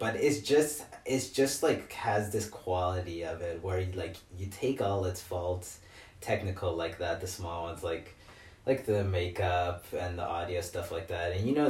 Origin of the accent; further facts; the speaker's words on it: United States; And then in America, it's like, I speak English. Because I'm American.